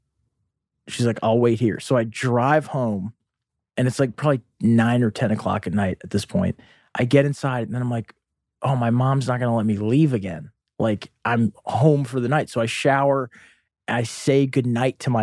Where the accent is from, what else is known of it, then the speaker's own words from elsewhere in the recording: Boston, Massachusetts, United States; also born or lived in Florida; in Boston